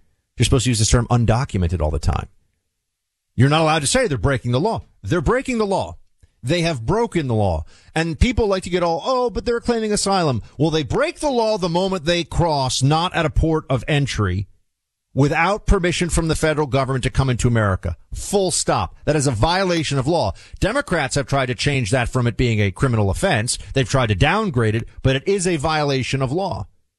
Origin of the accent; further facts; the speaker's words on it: New York City, New York, United States; where I used to watch the occasional sporting event when I was growing up in New York City